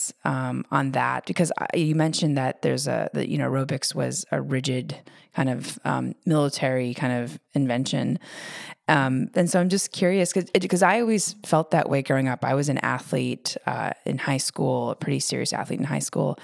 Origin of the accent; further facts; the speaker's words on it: United States; growing up in the America